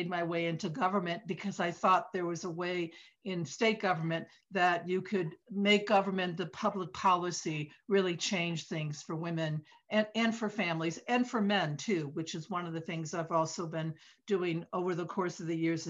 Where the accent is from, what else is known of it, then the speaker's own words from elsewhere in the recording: Detroit, Michigan, United States; now in East Coast, United States; I grew up in Detroit in the Midwest